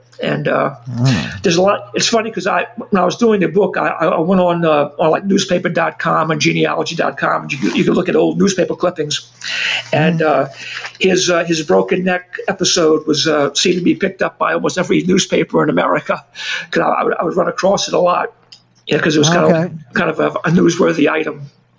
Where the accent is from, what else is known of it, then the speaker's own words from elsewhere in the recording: New Orleans, Louisiana, United States; if you come to New Orleans, you're not aware, we don't speak like we're from the South so much as we speak like we're from New York City.